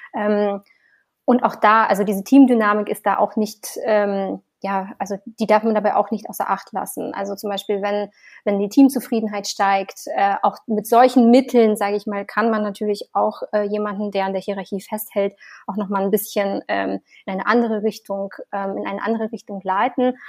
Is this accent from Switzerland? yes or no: no; Siberia, Russia; moved away; ich bin ähm, in Sibirien aufgewachsen